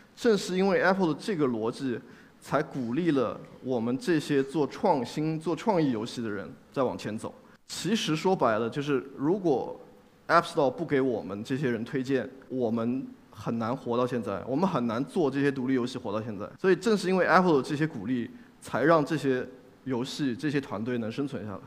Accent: China; 作为一个中国人

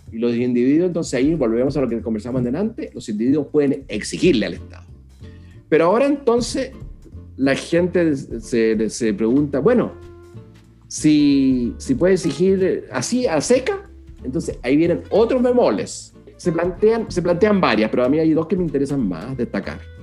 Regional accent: Chile

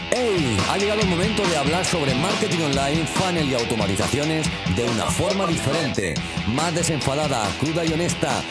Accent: Cantabria, Spain; de Cantabria, que es de donde soy yo

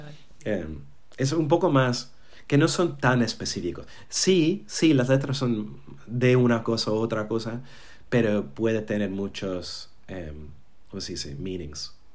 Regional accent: New York, United States; Spanish is a second language; moved away as an adult; also born or lived in Berlin / London; now in Málaga, Spain; así es como crecí en Nueva York

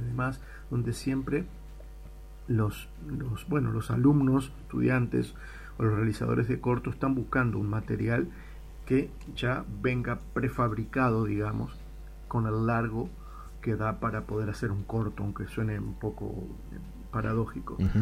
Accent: Uruguay; moved away as an adult; me fui de, Uruguay y me fui de Latinoamérica hace más de 20 años.

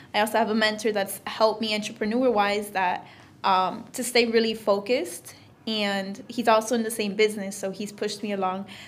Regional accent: Florida, United States; I'm originally from Florida

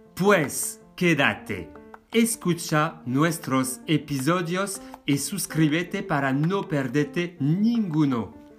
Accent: France; moved away as an adult; now in Spain; yo soy francés.

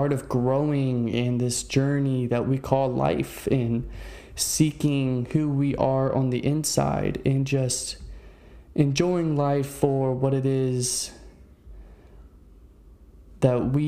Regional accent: Fredericksburg, Virginia, United States; also born or lived in Maryland; now in Central Florida, United States; I originated in Virginia in a small town named Fredericksburg

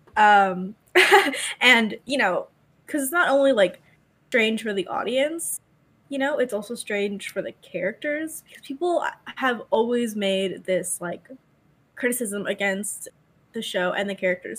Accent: United States

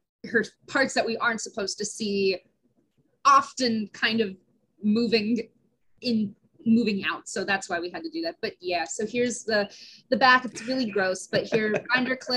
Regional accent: Johnstown, Pennsylvania, United States; I grew up in Johnstown, Pennsylvania.

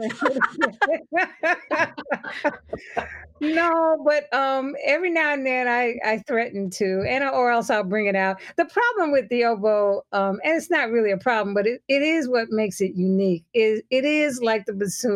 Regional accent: New York City, New York, United States; I grew up in the media capital, so New York City

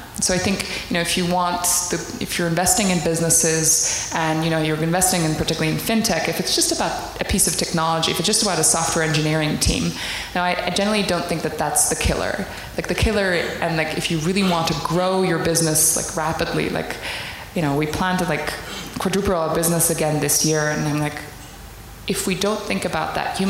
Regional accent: Tanzania; also born or lived in Netherlands; I grew up in Tanzania. I've lived in Africa longer than I have lived in Holland, where I'm originally from.

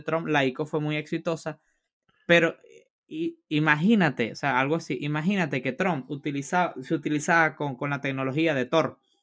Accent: Venezuela; moved away; en mi país natal, en Venezuela

